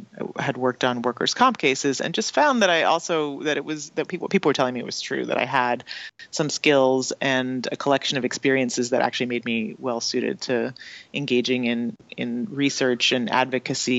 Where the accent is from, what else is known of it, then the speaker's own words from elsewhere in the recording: Canada; I didn't learn about in school in Canada